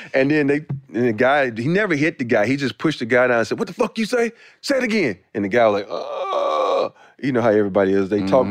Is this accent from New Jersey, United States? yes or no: no; Andalusia, Alabama, United States; growing up in Alabama